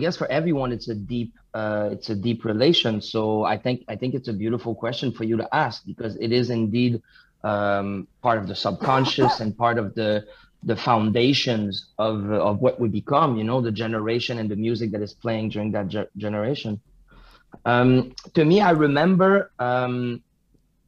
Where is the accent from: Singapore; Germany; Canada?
Canada; Drummondville, Quebec; English is a second language; I was born in a small city called Drummondville, living in a small city called Saint-Charles de Drummondville, white French Quebecois.